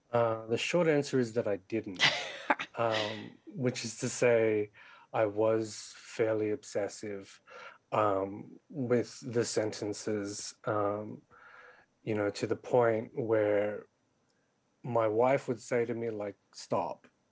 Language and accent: English; Sydney, New South Wales, Australia; was born and raised in Western Sydney like me